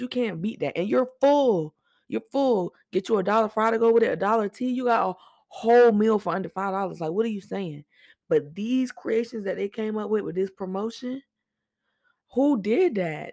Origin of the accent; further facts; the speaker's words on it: Norfolk, Virginia, United States; I'm from Norfolk